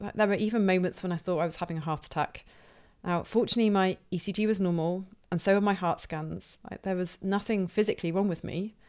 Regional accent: Plymouth, South West England, United Kingdom; I feel especially connected to this one because Tom is from my hometown of Plymouth here in the UK.

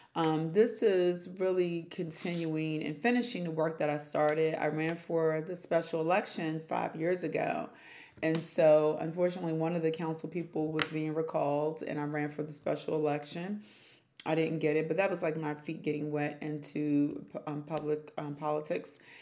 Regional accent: Prince George's County, Maryland, United States; also born or lived in Washington, D.C.; I was born in Washington, D.C., and then I was raised in Prince George's County

